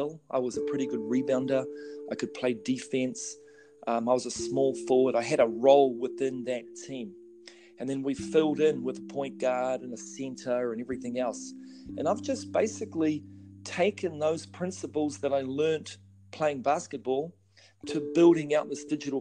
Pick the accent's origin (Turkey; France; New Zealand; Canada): New Zealand; moved away as an adult; now in United States; I'm originally from New Zealand